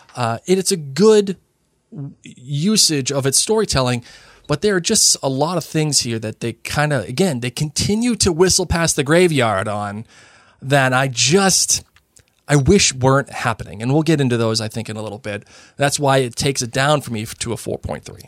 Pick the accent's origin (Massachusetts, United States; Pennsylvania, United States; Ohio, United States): Massachusetts, United States; I grew up in Massachusetts